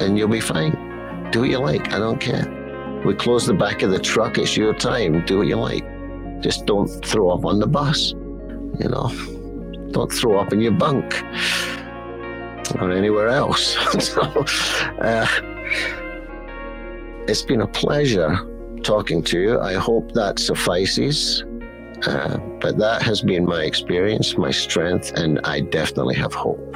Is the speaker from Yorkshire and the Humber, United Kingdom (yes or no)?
no; Scotland, United Kingdom; I'm Scottish